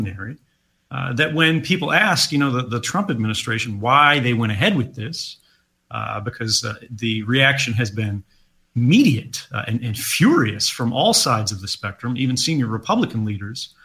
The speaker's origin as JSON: {"language": "English", "country": "United States", "said": "as an American"}